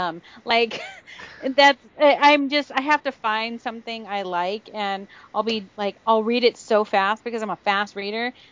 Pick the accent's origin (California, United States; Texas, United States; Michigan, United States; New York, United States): California, United States; I'm from California